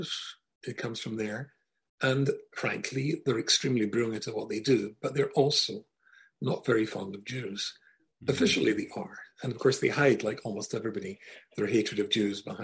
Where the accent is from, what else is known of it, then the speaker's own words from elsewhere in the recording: Scotland, United Kingdom; moved away as an adult; also born or lived in Glasgow / Manchester; I come from Scotland. And I grew up in Scotland, and when I was 19, I moved to Manchester in England